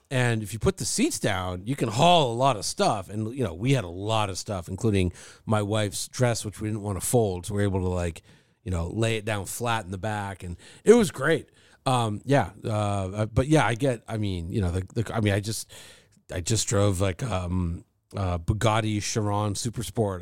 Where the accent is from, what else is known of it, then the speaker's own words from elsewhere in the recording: Thousand Oaks, California, United States; I grew up in Thousand Oaks, which is, like, over the hill from Malibu